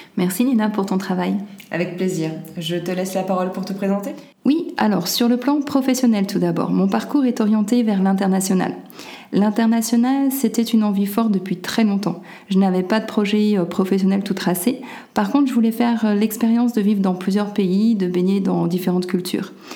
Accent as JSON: {"language": "French", "town": "Lyon", "region": "Auvergne-Rhône-Alpes", "country": "France", "also_born_or_lived": "Czech Republic", "moved": "as an adult", "said": "je suis originaire de Lyon. Ma famille est d'un côté lyonnaise et de l'autre corse."}